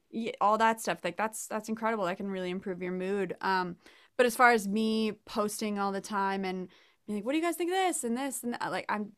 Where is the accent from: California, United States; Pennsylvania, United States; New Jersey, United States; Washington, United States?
Pennsylvania, United States; Pittsburgh; moved away; I'm from Pittsburgh originally. And you know, Pittsburgh's kind of close-ish. It's in the same Midwestern sort of region.